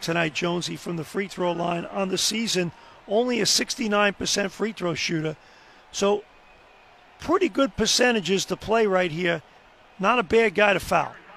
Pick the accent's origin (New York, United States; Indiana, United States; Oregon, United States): New York, United States; growing up in New York